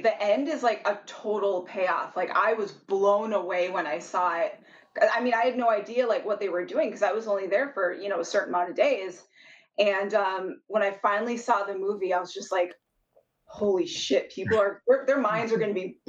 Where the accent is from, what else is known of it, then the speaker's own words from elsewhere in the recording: Minnesota, United States; moved away as an adult; now in Los Angeles, United States; I'm from Minnesota. I should be used to this weather, but I live in LA, and I've been out here now for about 6 years.